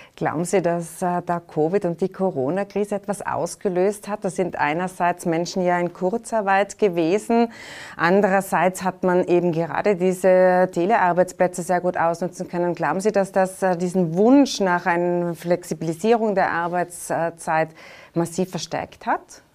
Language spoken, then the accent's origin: German; Tyrol, Austria; Da sind wir Tiroler